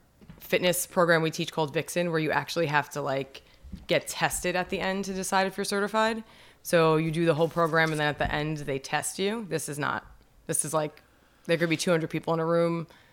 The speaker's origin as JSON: {"language": "English", "town": "Brooklyn", "region": "New York", "country": "United States", "tie": "born or raised there", "also_born_or_lived": "New Jersey", "said": "I did dance when I was growing up in Brooklyn. And then we moved to Jersey and we didn't do anything."}